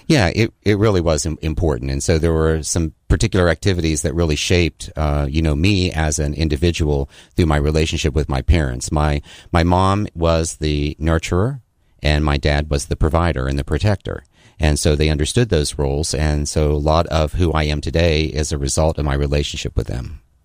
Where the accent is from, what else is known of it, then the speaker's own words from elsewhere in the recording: Mount Clare, West Virginia, United States; now in Daniel Island, United States; I grew up in a very small, abandoned coal mining town in West Virginia called Mount Clair